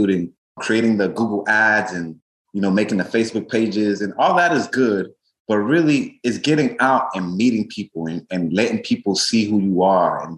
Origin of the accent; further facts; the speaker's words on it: Tampa, Florida, United States; moved away as an adult; now in Miami, United States; I grew up in Tampa for the first part of my life